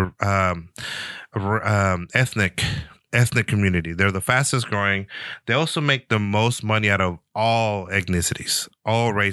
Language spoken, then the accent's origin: English; San Francisco, California, United States; me growing up in San Francisco